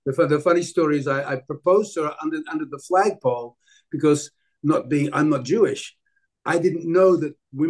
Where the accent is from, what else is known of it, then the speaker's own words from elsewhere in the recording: Sydney, New South Wales, Australia; moved away as an adult; now in Montreal, Canada; I grew up in Australia.